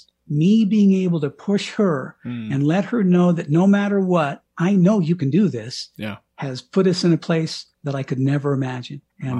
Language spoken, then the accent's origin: English; Bangor, Maine, United States; there's a picture on the front page of my hometown newspaper of me kissing the ground in Bangor, Maine.